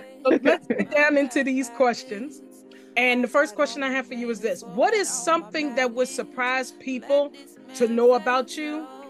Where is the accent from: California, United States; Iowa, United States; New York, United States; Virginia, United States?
Virginia, United States; Farmville; Okay, so I am originally from Farmville, Virginia, which is west of Richmond, Virginia. It's a little town